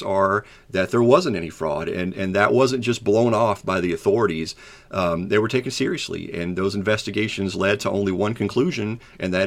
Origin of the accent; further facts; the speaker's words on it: Kentucky, United States; I'm from Kentucky